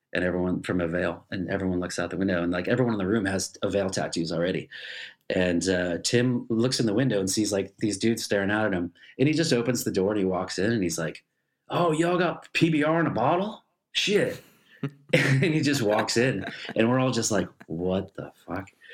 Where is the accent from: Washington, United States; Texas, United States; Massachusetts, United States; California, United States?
Massachusetts, United States; Richmond; moved away as an adult; also born or lived in Boston, Massachusetts; now in Germany; I grew up in Richmond, Massachusetts